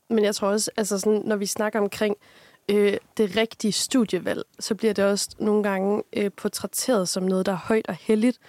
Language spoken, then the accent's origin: Danish; Aarhus, Central Denmark Region, Denmark; moved away as an adult; now in Aalborg, Denmark; jeg kommer egentlig oprindeligt fra Aarhus af